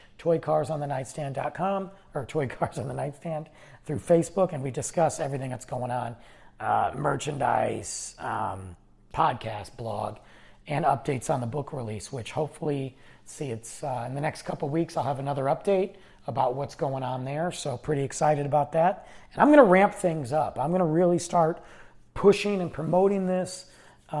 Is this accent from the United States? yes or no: yes; Detroit, Michigan, United States; Growing up in Detroit, you're a Lions fan